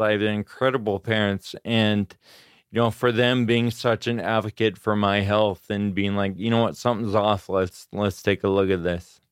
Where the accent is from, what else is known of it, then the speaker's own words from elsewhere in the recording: Grass Valley, California, United States; also born or lived in Auburn, California / Sacramento, California / Davis, California; I was born in Auburn, California, and I grew up in the foothills in California, Grass Valley.